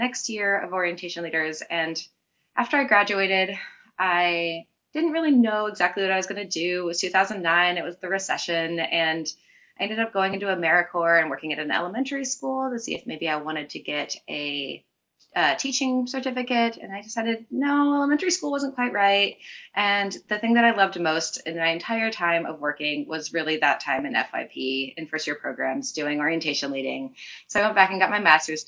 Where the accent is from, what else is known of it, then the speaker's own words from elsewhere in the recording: Auburn, Washington, United States; also born or lived in Seattle, Washington; I was raised in Auburn, so about 45 minutes south of Seattle